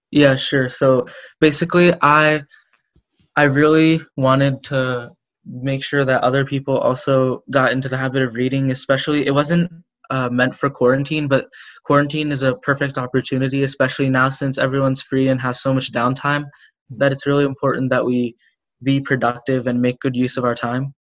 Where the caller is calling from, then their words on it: Pennsylvania, United States; I'm calling from Pennsylvania in the United States